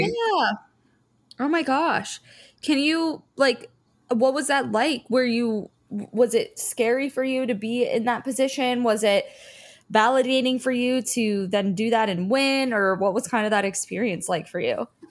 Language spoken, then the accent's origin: English; Fort Lauderdale, Florida, United States; I grew up in Fort Lauderdale, and that's where I am right now